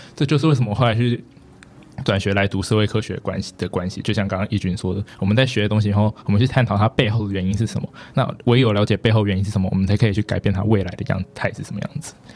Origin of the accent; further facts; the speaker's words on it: Taipei, Taiwan; 我是台北人，就是我从小到大都住在台北